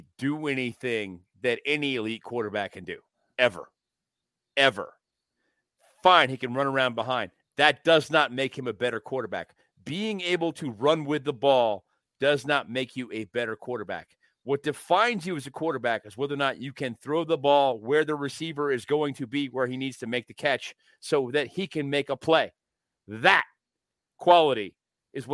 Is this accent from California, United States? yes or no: no; Arizona, United States; also born or lived in Portland, Oregon / Pittsburgh; I grew up in Arizona. I was born in Portland, Oregon.